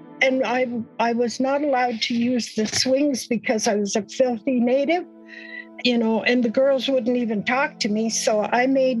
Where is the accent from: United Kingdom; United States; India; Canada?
Canada; Alberta; I come from Satellite Reservation here in Alberta